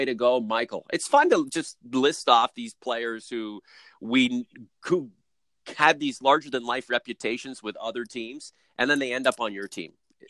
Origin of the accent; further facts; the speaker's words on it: Toronto, Ontario, Canada; now in London, Canada; I'm from Toronto